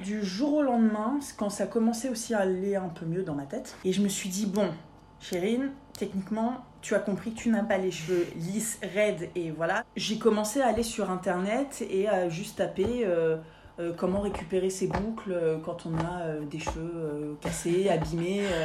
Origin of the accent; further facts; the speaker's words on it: Paris, Île-de-France, France; je suis parisienne de pure souche